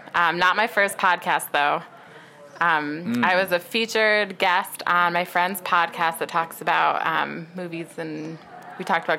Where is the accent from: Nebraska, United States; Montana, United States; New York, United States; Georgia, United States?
New York, United States; Seneca Falls; I'm from Seneca Falls, which is, we're about 15 minutes away from Seneca Falls right now.